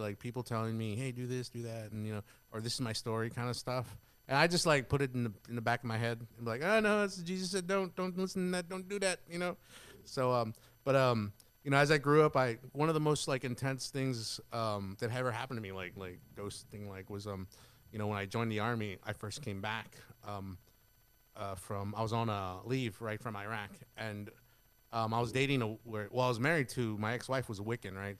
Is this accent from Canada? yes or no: no; Carrizo Springs, Texas, United States; moved away as an adult; I'm originally from Carrizo Springs